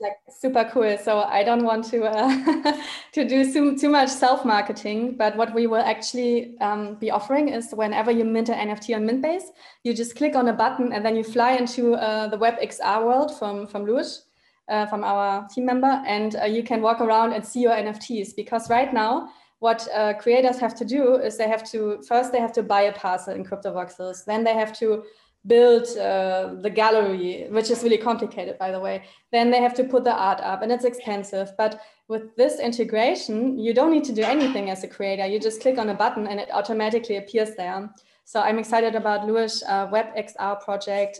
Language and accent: English; Germany; I'm originally from Germany